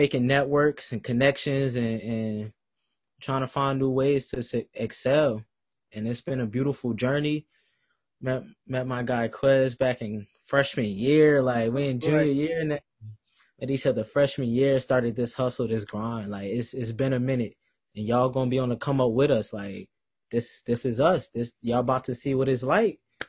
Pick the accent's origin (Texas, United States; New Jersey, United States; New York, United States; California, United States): New Jersey, United States; moved away as an adult; now in Greensboro, United States; I'm from New Jersey.